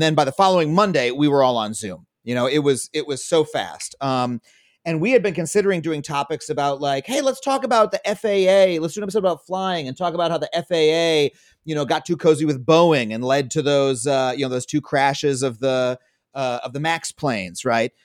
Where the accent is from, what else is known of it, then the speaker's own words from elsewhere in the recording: Long Island, New York, United States; I grew up on Long Island